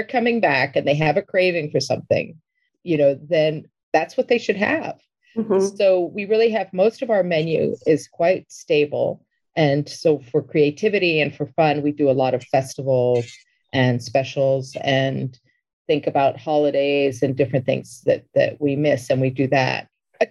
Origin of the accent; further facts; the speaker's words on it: Mexico City, Mexico; now in New York, United States; growing up in Mexico City, really, I had a very Mexican childhood